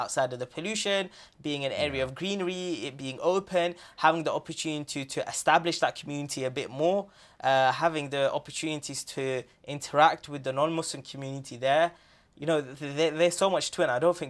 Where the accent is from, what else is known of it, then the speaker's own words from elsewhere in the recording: London, United Kingdom; You know, I grew up in London, but then I moved out to have sort of married life in Essex